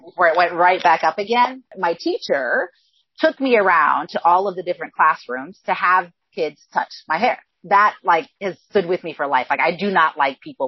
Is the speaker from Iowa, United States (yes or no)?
yes; Northwest Iowa, United States; I actually grew up on a farm in extreme Northwest Iowa. So think about where Iowa, Minnesota, and South Dakota come together.